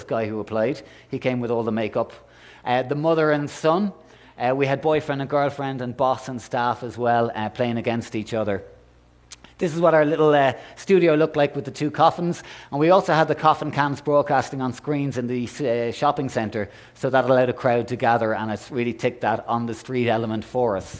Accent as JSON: {"language": "English", "country": "Ireland", "said": "I'm Irish"}